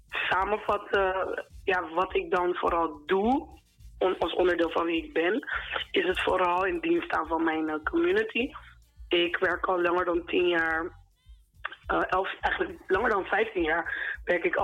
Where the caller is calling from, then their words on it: The Hague, South Holland, Netherlands; Ik ben … uit Den Haag.